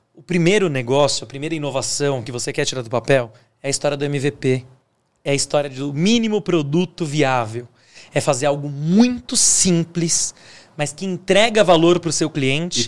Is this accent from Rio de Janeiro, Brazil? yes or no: no; Águas da Prata, São Paulo, Brazil; now in São Paulo, Brazil; Eu vim de Águas da Prata